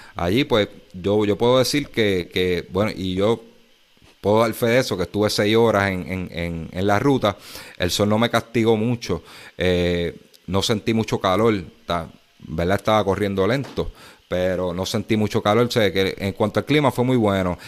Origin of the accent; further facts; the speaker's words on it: Puerto Rico; Aquí en Puerto Rico